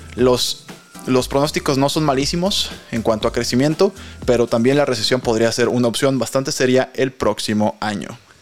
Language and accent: Spanish; Mexico; como mexicanos